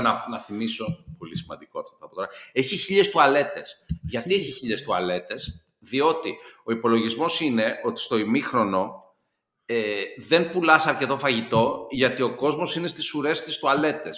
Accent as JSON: {"language": "Greek", "country": "Greece", "said": "ως Έλληνας ε, πολίτης"}